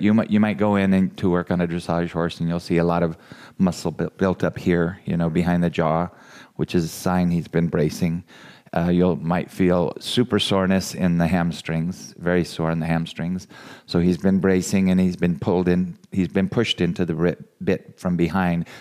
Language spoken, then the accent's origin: English; California, United States; now in Iowa, United States; I'm from California